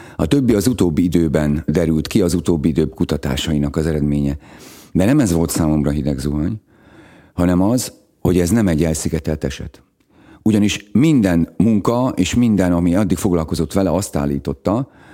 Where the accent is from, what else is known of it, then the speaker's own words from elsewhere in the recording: Szegvár, Csongrád-Csanád, Hungary; moved away; also born or lived in Békéscsaba / Szeged; én Szegváron nőttem föl